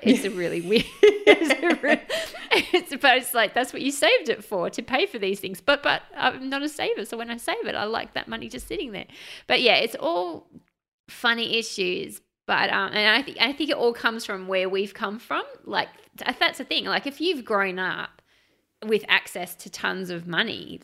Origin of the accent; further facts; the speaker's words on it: Australia; as an Australian